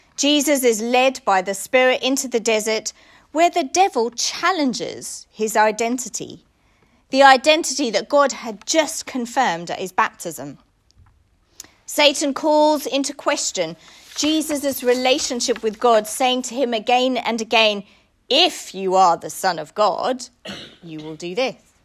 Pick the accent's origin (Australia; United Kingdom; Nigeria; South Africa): South Africa; moved away; I grew up in South Africa.